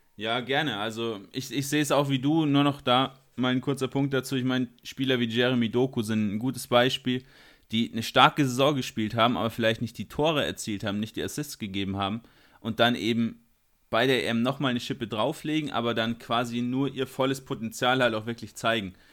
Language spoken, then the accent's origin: German; Bavaria, Germany; bei uns in Bayern